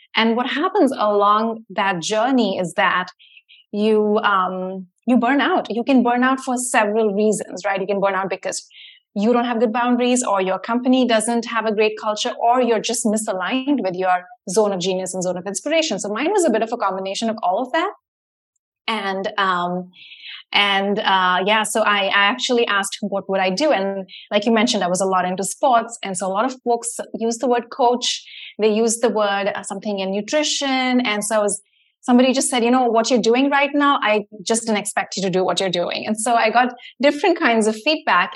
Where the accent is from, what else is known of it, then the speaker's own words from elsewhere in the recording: Mumbai, Maharashtra, India; moved away as an adult; now in United States; when I was like a teenager growing up in India